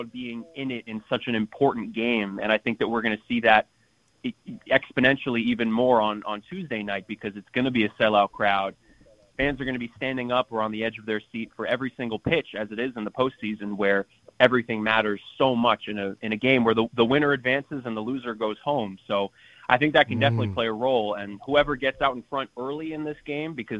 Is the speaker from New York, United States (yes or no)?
yes; New York City, New York, United States; growing up in New York City